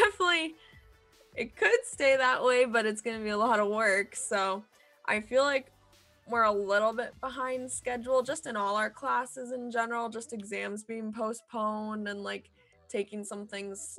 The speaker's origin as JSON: {"language": "English", "region": "California", "country": "United States", "tie": "born or raised there", "said": "I'm studying remotely right now in California, my hometown"}